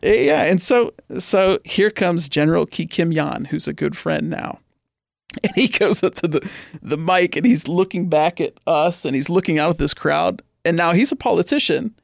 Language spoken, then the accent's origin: English; Oakmont, Pennsylvania, United States; I grew up in Oakmont. My parents are from Oakmont.